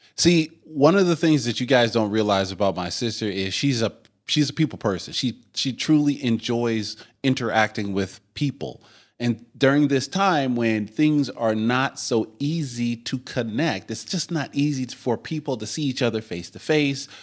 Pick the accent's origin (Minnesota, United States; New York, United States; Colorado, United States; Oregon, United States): Oregon, United States; as an Oregonian